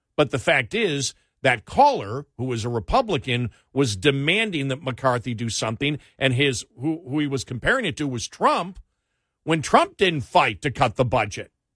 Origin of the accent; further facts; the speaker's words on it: Buffalo, New York, United States; when we grew up in Buffalo